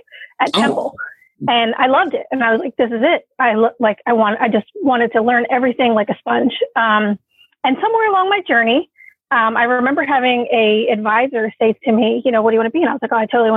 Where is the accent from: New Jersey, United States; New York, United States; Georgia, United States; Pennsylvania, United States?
Pennsylvania, United States; Philadelphia; also born or lived in California; I was born here in Philadelphia. So that's where I currently reside.